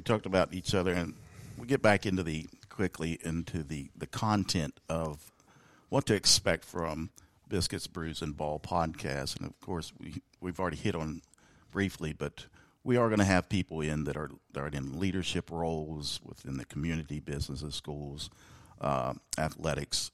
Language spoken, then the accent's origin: English; South Charleston, West Virginia, United States; I am from South Charleston, right here in West Virginia, the heart of Canal Valley